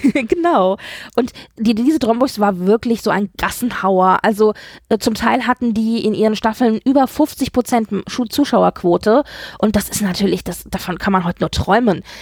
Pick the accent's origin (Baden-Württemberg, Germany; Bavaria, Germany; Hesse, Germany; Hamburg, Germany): Hesse, Germany; als alter Hesse, ich bin ja ein Hesse